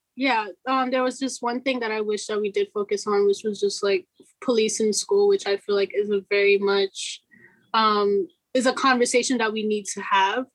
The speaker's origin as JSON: {"language": "English", "town": "New York City", "region": "New York", "country": "United States", "tie": "born or raised there", "said": "I'm first generation Guinean American, also born and raised in Brooklyn"}